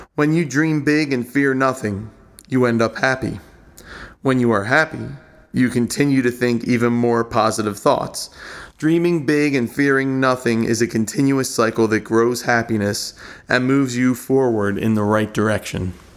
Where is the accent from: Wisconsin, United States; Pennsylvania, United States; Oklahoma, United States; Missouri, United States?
Pennsylvania, United States; Drexel Hill; I grew up in Drexel Hill, Pennsylvania, the heart of Delco